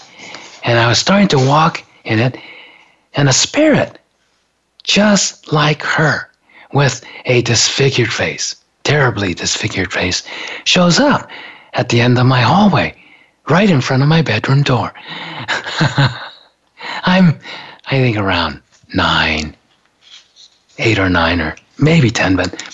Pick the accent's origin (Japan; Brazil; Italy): Japan; now in United States; growing up in Japan